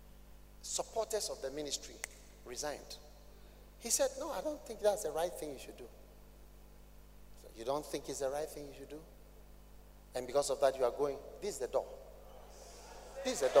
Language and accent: English; Ghana; I'm a Ghanaian